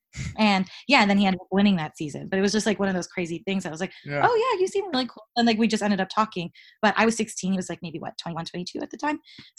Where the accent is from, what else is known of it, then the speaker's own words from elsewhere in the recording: New York, United States; moved away as an adult; It was just a year in September. So yeah, I moved there from New York.